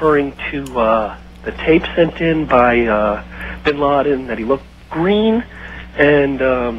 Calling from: Chattanooga, Tennessee, United States; Chattanooga, Tennessee.

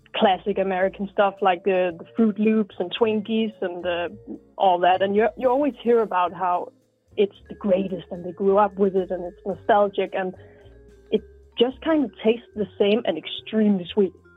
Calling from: Copenhagen, Capital Region of Denmark, Denmark; also born or lived in Sweden; I'm calling from Denmark

